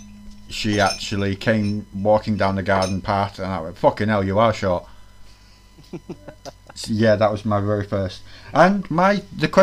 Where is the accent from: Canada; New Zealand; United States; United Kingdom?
United Kingdom; Greater Manchester, North West England; I'm from Greater Manchester